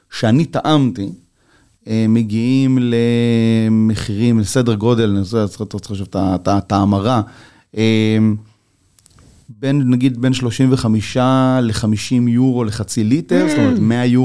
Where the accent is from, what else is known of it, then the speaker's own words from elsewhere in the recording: Geshur, Northern District, Israel; אני מגיע מגשור, שמגדלים גם ענבים ליין, ו... ו... ואני אומר לו, רגע, שנייה, אבל זה, זה נורא יקר כל העסק הזה. אז הוא אומר לי, מאיפה אתה? אני אומר לו, מישראל.